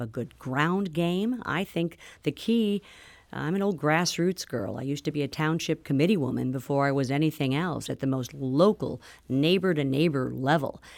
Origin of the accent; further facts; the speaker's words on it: Missouri, United States; representing my hometown and Missouri's second district